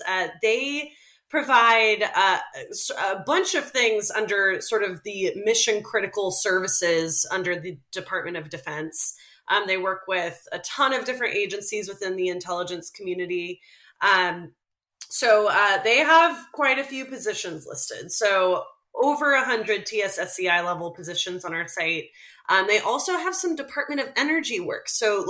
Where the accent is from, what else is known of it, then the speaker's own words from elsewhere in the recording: Fredericksburg, Virginia, United States; my hometown.